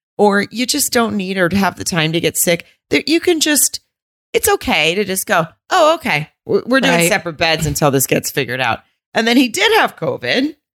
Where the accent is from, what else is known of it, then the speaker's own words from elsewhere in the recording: the South, United States; accent: southern; that's just how I would talk if I was upset because I am from the South.